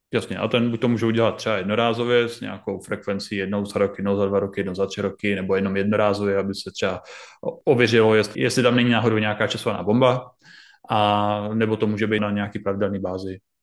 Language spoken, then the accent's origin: Czech; Brno, South Moravian Region, Czechia; u nás v Brně Masarykova univerzita